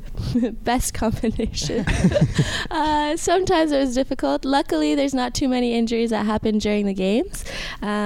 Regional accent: near Lennoxville, Quebec, Canada; I got a job right in Champlain-Lennoxville, which is close to my hometown. So I got to go back to my roots

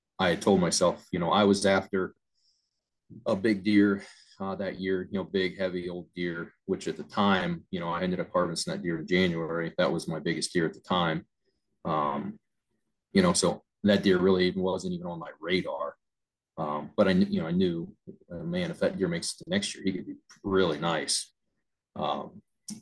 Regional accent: Ohio, United States; my home state

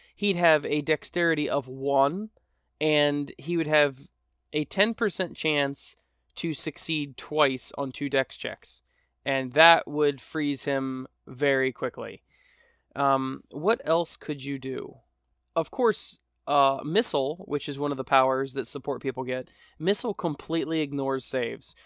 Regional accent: United States; I'm an American, and we Americanize everything

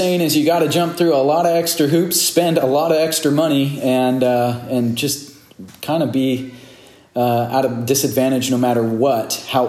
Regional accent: California, United States; We're from California

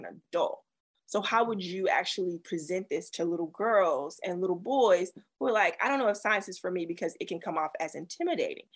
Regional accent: the South, United States; I grew up in the South

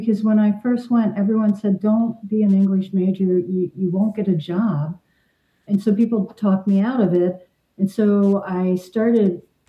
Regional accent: Northern Kentucky, United States; I'm from Northern Kentucky.

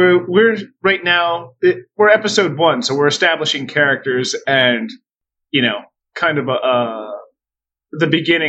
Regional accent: United States; I grew up in America

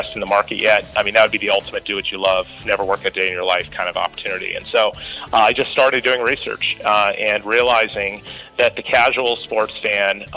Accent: Columbus, Ohio, United States; moved away as an adult; also born or lived in Bay Area, California; I grew up in Columbus myself

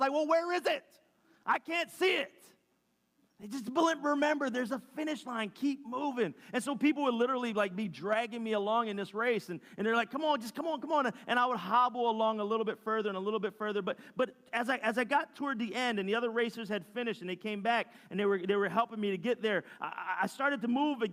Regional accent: Philadelphia, Pennsylvania, United States

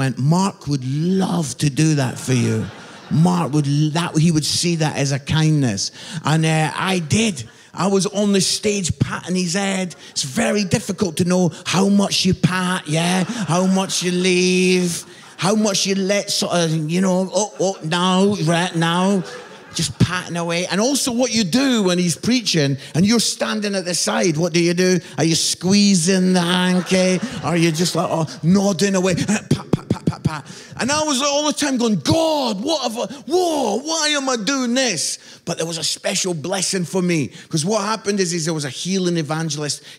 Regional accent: Edinburgh, Scotland, United Kingdom; moved away as an adult; also born or lived in Barnsley; I'm from Edinburgh, beautiful city in Scotland

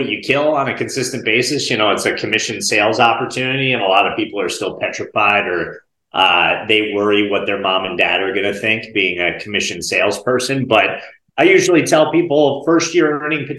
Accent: Bergen County, New Jersey, United States; now in North Carolina, United States; I grew up in Northeast New Jersey, Bergen County, like right outside of Manhattan. Right now I live in North Carolina, but born and raised in North Jersey

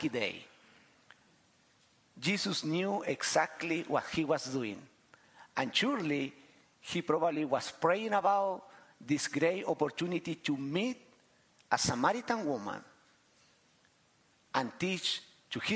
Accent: Chile; I am from Chile

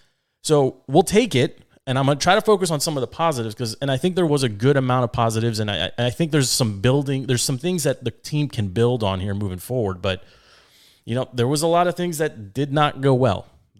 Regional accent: Washington, District of Columbia, United States; also born or lived in Fairfax County, Virginia; I'm born and raised in Washington, D.C. or in the suburbs of Washington, D.C. Right now I'm sitting here broadcasting, you know, from Fairfax County.

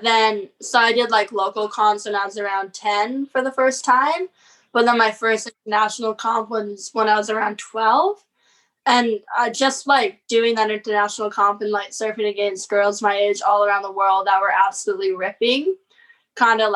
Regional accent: Tofino, British Columbia, Canada; also born or lived in Canmore, Alberta; my family bought a house right by Cox Bay when I was about like half a year old. And we never lived full time in Tofino though until I was in like grade two.

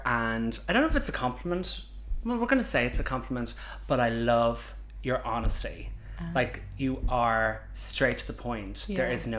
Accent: County Mayo, Connacht, Ireland; moved away as an adult; also born or lived in Scotland; now in Dublin, Ireland; I'm from Ireland. I'm from the west coast of Ireland, County Mayo, quite rural, come from a small village, moved to Dublin. About 8 years ago, was living in Scotland for a while, missed the Irish men, so decided to move home to the big smoke of Dublin

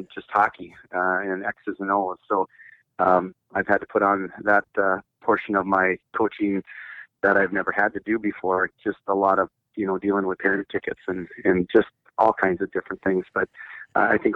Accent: International Falls, Minnesota, United States; I grew up in International Falls in the 70s, and I graduated in 1985

